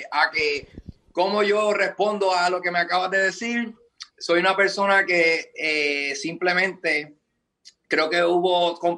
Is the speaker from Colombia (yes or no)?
no; Puerto Rico; moved away as an adult; Bueno, yo me fui de Puerto Rico, ¿verdad?